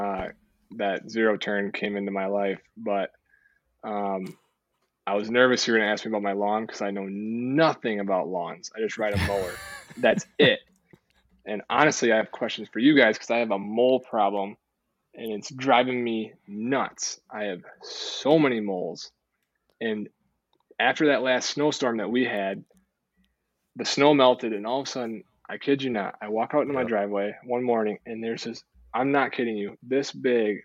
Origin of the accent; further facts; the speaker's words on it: Zeeland, Michigan, United States; also born or lived in Holland, Michigan; Born and raised. Yeah. Zeeland, Michigan